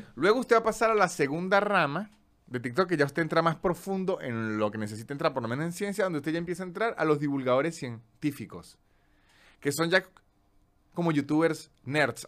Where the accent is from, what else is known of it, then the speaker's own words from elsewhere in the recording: Andes, Venezuela; now in Buenos Aires, Argentina; como venezolano